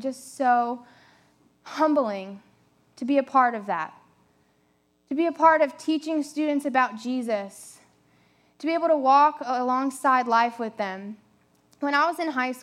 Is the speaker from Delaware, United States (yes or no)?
yes; Delaware, United States; moved away as an adult; also born or lived in South Carolina; now in Myrtle Beach, United States; I'm originally from Delaware. I moved down here about 4 years ago to go to Coastal Carolina University